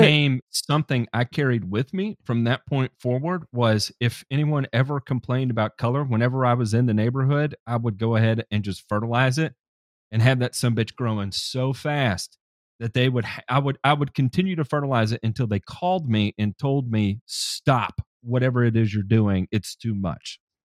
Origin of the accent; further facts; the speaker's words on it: Tennessee, United States; someone else from Tennessee